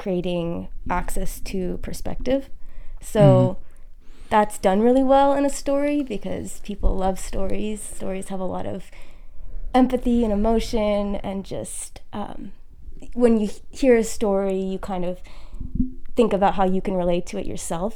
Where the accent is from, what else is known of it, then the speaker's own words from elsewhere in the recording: Salem, Oregon, United States; also born or lived in Ohio / New York; I grew up in Salem with Morgan